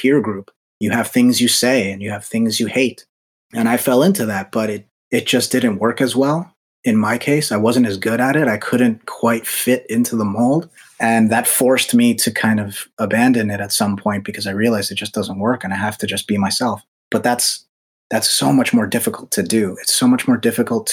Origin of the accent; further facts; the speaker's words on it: United States; I'm Dominican. Both my parents are from the Dominican Republic. I was born here in America, so I'm Dominican American